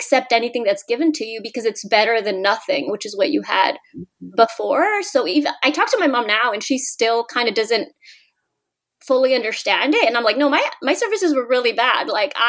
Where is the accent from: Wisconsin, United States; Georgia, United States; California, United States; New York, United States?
California, United States; moved away as an adult; also born or lived in Mexico; now in Washington, D.C., United States; I grew up in California, born in Mexico, and I'm blind